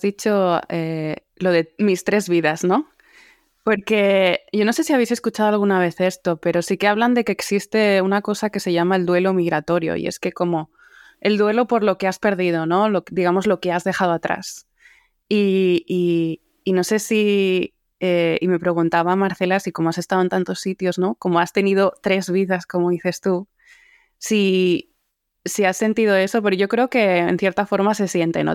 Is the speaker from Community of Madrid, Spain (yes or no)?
yes; Alcalá de Henares, Community of Madrid, Spain; moved away as an adult; also born or lived in Mallorca / London / Barcelona / Shanghai; now in Boston, United States; nací en Mallorca pero crecí en Alcalá de Henares, en Madrid